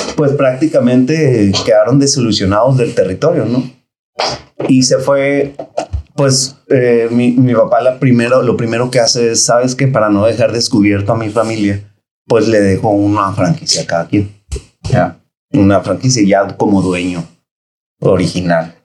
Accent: Tijuana, Baja California, Mexico; soy nacido aquí en Tijuana, gracias a Dios. Y orgullosamente, la verdad, porque pues aquí empecé, aquí me formé y aquí estudié

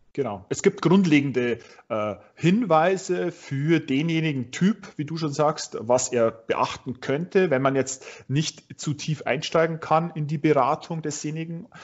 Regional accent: Straubing, Bavaria, Germany; du kommst auch gebürtig aus Straubing, haben wir ja äh, jetzt gerade vorher festgestellt. Ähm, ich nämlich auch

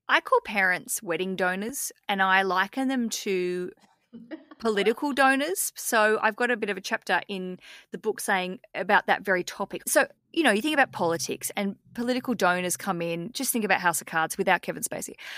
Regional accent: Australia; as we'd say in Australia.

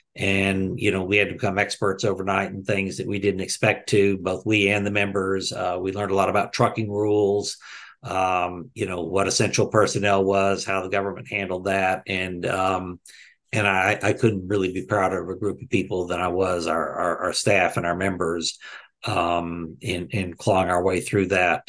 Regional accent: Texas, United States; I grew up in Texas.

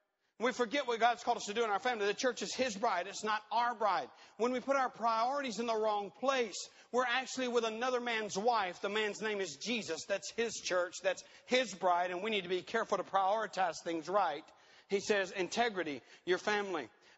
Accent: Peru; I'm a missionary kid. I had the privilege of growing up in Peru.

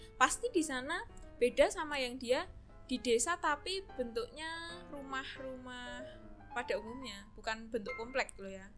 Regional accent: Tempel, Special Region of Yogyakarta, Indonesia; aku dari Tempe

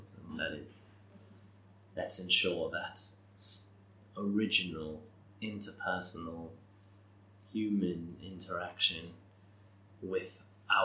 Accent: Malta; my home country

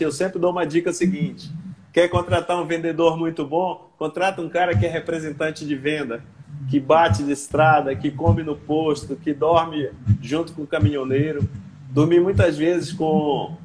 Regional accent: Belém, Pará, Brazil; moved away as an adult; also born or lived in Tocantins; now in Porto Velho, Brazil; Eu sou paraense, sou belenita, nasci em Belém já há valorosos 60 anos.

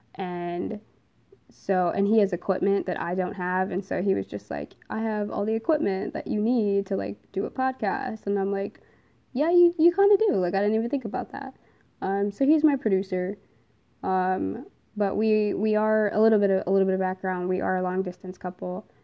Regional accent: New Jersey, United States; moved away as an adult; now in Pennsylvania, United States; I am originally from New Jersey

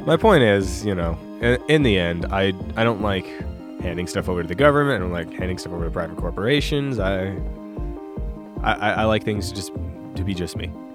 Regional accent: Tucson, Arizona, United States; my hometown, Tucson, Arizona

